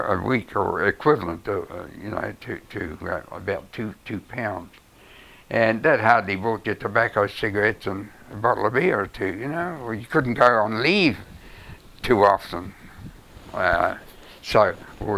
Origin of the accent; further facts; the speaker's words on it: New Zealand; being a Kiwi